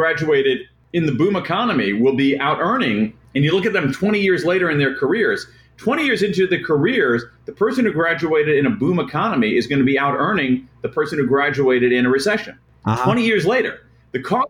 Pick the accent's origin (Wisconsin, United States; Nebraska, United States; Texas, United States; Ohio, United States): Ohio, United States; Central; I grew up in Central Ohio